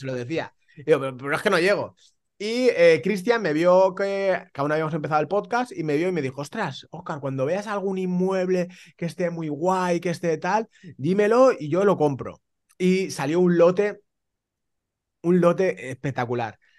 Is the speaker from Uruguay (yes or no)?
no; Valencia, Valencian Community, Spain; also born or lived in Germany; now in Alicante, Spain; yo soy de Valencia, pero resido en Alicante